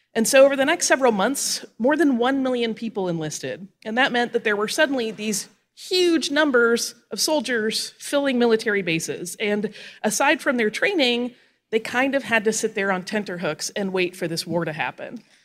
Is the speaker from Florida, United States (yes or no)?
yes; Florida Panhandle, United States; moved away; I grew up on the Florida Panhandle